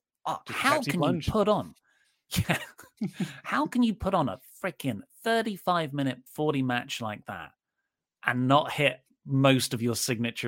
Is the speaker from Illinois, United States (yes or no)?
yes; Chicago, Illinois, United States; I'm from Chicago. I love Punk, but this was the right call.